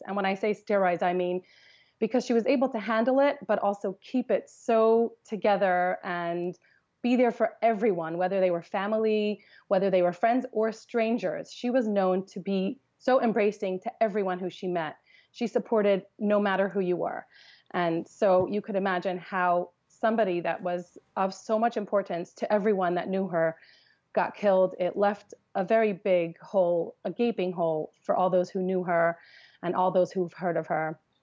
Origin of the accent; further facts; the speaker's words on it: Los Angeles, California, United States; I grew up in Los Angeles